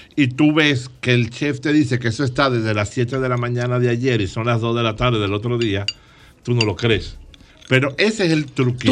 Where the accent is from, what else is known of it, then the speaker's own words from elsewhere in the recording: Dominican Republic; yo soy dominicano